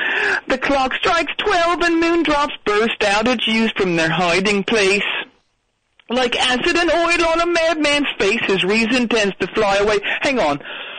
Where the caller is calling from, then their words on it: Philadelphia, Pennsylvania, United States; Well, how cool is it that I'm calling from the Wells Fargo Center, the place where I saw … at the Spectrum? Same place.